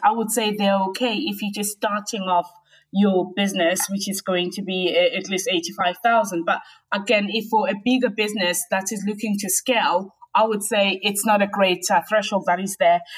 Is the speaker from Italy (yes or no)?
no; South Africa; moved away as an adult; now in United Kingdom; Yeah, so I grew up in South Africa. Um, I came into the UK in my really early twenties